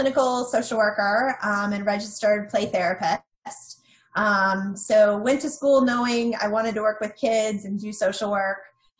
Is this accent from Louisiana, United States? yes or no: no; North Carolina, United States; Both sides of my family are from Buffalo, New York. But I mostly grew up in North Carolina.